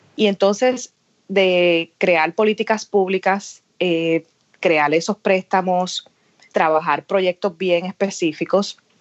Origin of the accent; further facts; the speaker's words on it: Aguadilla, Puerto Rico; moved away as an adult; now in Washington, D.C., United States; nací eh, y me crié en Aguadilla